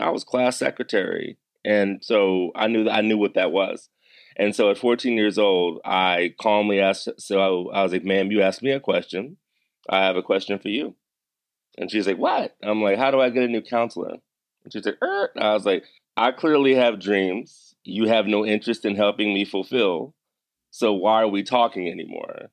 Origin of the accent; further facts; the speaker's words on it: Severn, Maryland, United States; I grew up in Severn, Maryland, which is right between Baltimore